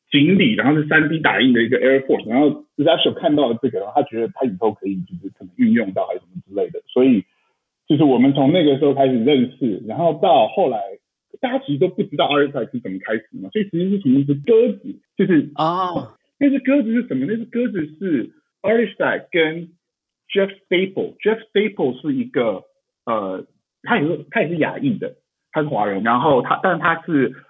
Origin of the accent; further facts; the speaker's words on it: Taiwan; moved away as an adult; 其实我也是台湾长大的，然后大学的时候出国去念嘛